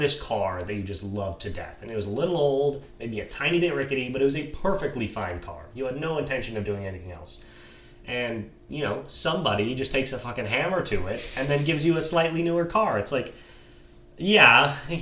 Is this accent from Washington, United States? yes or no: yes; Western Washington, United States; I grew up in Western Washington.